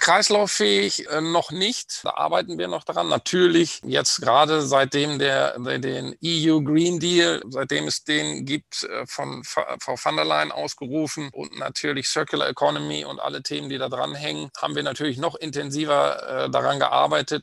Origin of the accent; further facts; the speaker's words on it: Bad Oeynhausen, North Rhine-Westphalia, Germany; komme aus dem schönen Ostwestfalen, bin geboren in Bad Oeynhausen